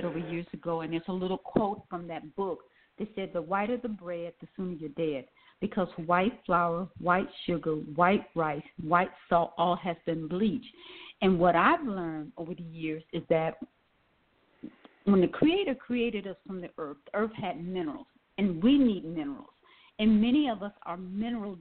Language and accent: English; Milwaukee, Wisconsin, United States; now in Atlanta, United States; I'm from Wisconsin, Milwaukee, Wisconsin